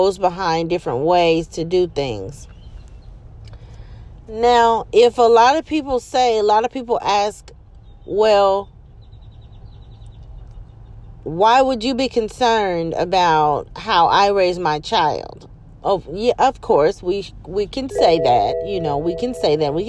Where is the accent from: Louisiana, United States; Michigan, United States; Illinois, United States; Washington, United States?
Louisiana, United States; I'm from Louisiana and never been to New Orleans